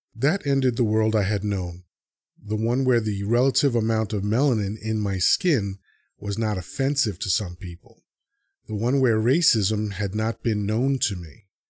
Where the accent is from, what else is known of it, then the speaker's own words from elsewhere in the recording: New York City, New York, United States; also born or lived in Dominican Republic / Elmhurst, Queens; My earliest memories, even those in tableau, start in the heights. It's basically little D R with a bit more diversity. I'm so happy my formative years were spent there